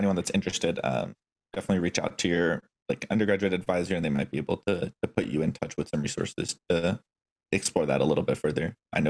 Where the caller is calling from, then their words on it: Seattle, Washington, United States; So I'm working out of the Blue Origin headquarters in the Seattle area, so quite the trek away from where I started.